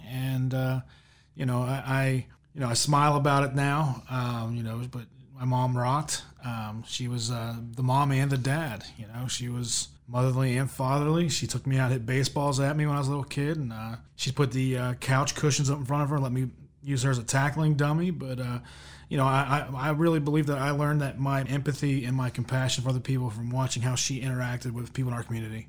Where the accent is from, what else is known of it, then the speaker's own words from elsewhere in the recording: Cumberland, Maryland, United States; Yeah, I am actually from Western Maryland, good old Cumberland, Maryland. Back in the 70s and 80s, it was a booming little town. Today, not so much.